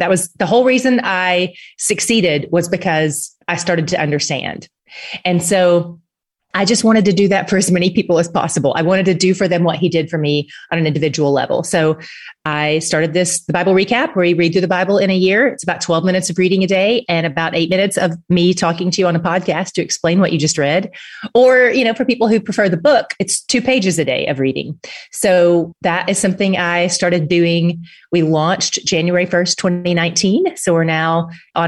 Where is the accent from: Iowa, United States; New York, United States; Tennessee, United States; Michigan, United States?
Tennessee, United States; now in Dallas, United States; I live in Dallas. I am from Tennessee, but I've been in Texas for a few years